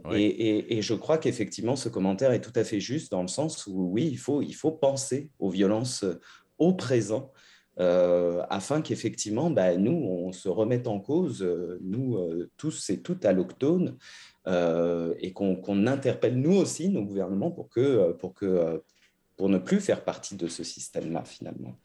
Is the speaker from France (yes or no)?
no; Canada; en tant que Canadiens, Canadiennes